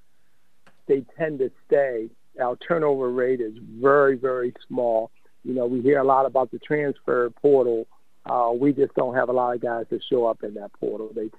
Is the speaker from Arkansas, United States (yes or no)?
no; Baltimore, Maryland, United States; I grew up in West Baltimore